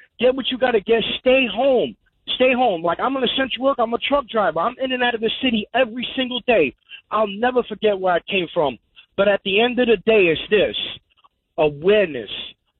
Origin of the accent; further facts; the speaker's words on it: Coney Island, New York, United States; Because I was born and raised in Coney Island in Brooklyn, so... You know, it's a very condensed area. You know, I grew up in the projects.